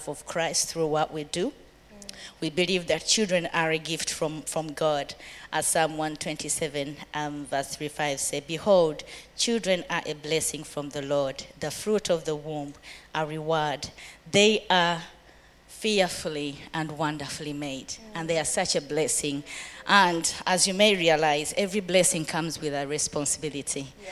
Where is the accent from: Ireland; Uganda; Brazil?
Uganda; moved away as an adult; now in United Kingdom; I grew up in Uganda, been in the UK. It's going to be actually 20 years next year.